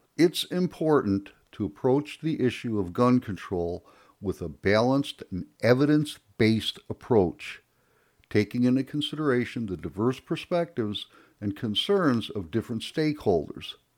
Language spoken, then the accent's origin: English; Chicago, Illinois, United States; moved away; I was born and raised in Chicago